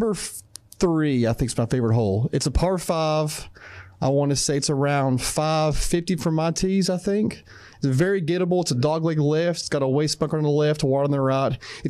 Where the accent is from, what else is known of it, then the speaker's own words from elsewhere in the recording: Virginia, United States; moved away; I grew up in Virginia.